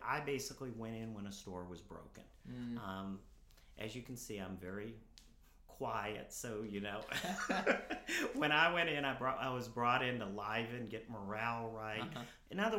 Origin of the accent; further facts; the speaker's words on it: Harrison, Arkansas, United States; Originally from Harrison, Arkansas, probably okay. is the place I would say home was.